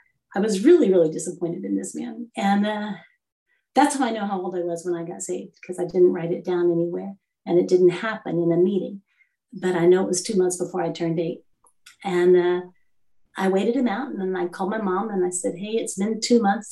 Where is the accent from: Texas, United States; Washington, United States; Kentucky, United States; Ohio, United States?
Texas, United States; also born or lived in Puerto Rico; I'm from Texas, where the beaches are silt, and the Gulf of Mexico, yeah, the water's gray